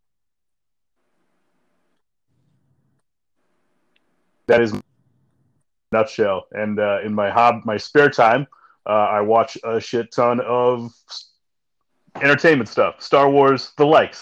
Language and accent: English; Montana, United States; I growing up in Montana, you don't really have like a regional affiliation